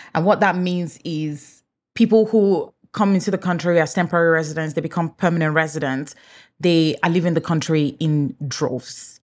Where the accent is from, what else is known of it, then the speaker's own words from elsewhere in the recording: Nigeria; first language English; moved away as an adult; now in Canada; Even though I'm Nigerian, English is my first language